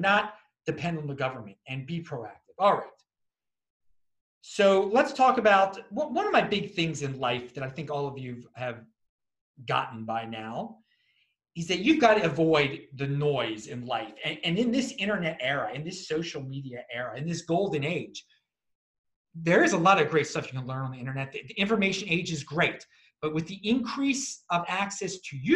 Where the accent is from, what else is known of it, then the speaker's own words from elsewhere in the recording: Baltimore, Maryland, United States; I'm from Baltimore originally